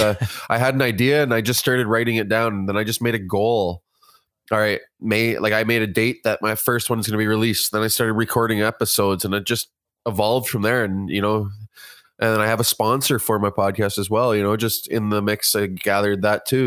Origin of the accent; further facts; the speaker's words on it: Kitchener, Ontario, Canada; now in Guelph, Canada; I'm from, uh, originally from Kitchener, Ontario, but I reside in Guelph now.